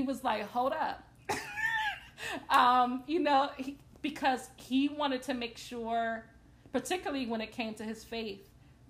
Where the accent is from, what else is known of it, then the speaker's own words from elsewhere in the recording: New Jersey, United States; moved away as an adult; now in Delaware, United States; I have lived in Delaware for a little more than 20 years, but I'm from New Jersey.